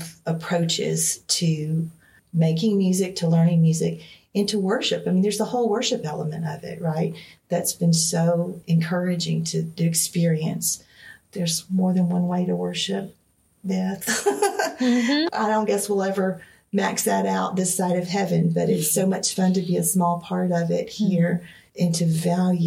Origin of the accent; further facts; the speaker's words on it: Greenville, Alabama, United States; this community that is right next door to my hometown